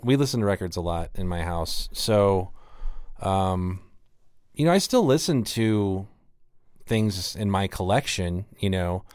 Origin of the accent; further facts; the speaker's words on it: Wichita, Kansas, United States; also born or lived in Lawrence, Kansas; I grew up in Wichita and I moved to Lawrence, Kansas